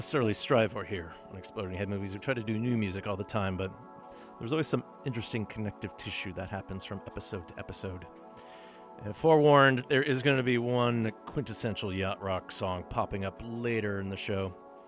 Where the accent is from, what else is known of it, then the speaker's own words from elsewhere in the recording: Thunder Bay, Ontario, Canada; From my hometown of Thunder Bay. Thunder Bay, if you're in a hurry. Don't you know? And honestly, I don't sound like anyone there.